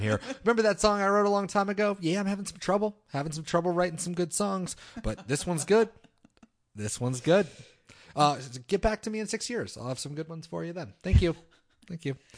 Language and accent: English; United States; growing up in America in the twenty-first century